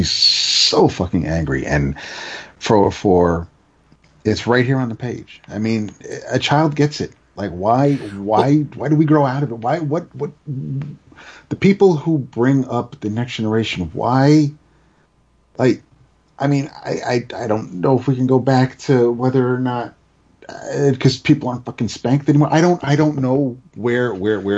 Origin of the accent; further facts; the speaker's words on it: United States; as an American